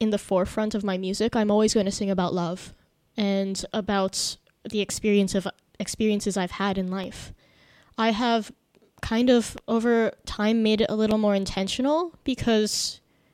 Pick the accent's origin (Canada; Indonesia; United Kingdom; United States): Indonesia; growing up in Indonesia